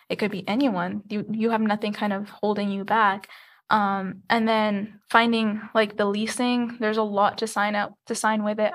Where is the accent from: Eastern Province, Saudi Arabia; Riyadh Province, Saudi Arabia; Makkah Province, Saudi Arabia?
Eastern Province, Saudi Arabia; Khobar; moved away as an adult; also born or lived in Egypt; now in Tucson, United States; I did, however, grow up in Saudi Arabia